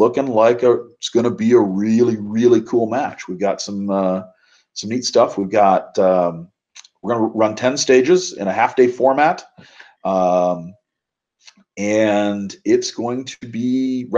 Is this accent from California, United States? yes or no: no; Minnesota, United States; moved away; also born or lived in Wisconsin; I grew up in Minnesota, way up north in the cold